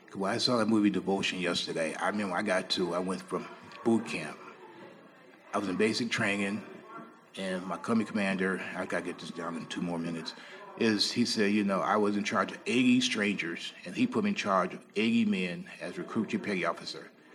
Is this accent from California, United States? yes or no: no; Cleveland, Ohio, United States; I grew up in the English city of Cleveland, Ohio